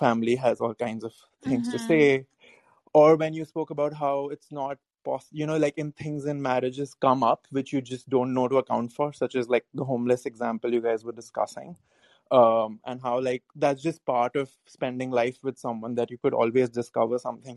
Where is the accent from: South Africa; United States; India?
India; I'm from India